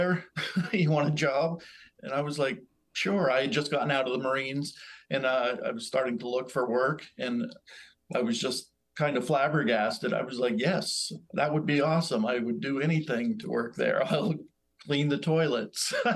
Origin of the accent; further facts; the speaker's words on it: Burlington, Vermont, United States; moved away; I grew up in Burlington, Vermont, which is Ethan Allen's hometown